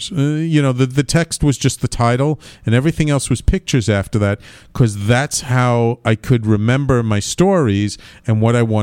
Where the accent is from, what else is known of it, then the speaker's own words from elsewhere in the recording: New York City, New York, United States; born and bred in Manhattan, grew up in the Bronx. I'm New Yorker